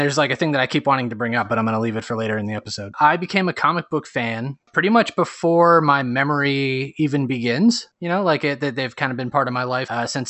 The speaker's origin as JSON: {"language": "English", "region": "New Jersey", "country": "United States", "moved": "yes", "said": "I'm from North Jersey, which is the home of Action Park recently."}